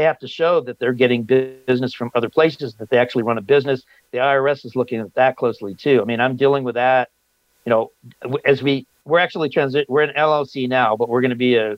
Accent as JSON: {"language": "English", "town": "Los Angeles", "region": "California", "country": "United States", "tie": "born or raised there", "moved": "yes", "said": "I grew up in Los Angeles"}